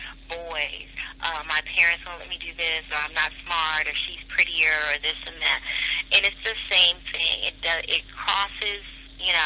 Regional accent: Kansas, United States; also born or lived in Koreatown, Los Angeles; now in Los Angeles, United States; I'm from Kansas, and I didn't grow up with a diverse group of people.

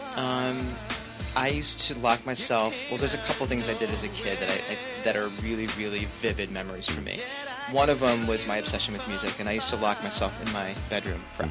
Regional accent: Los Angeles, California, United States; also born or lived in Midwest / New York; we settled here when I was ten years old

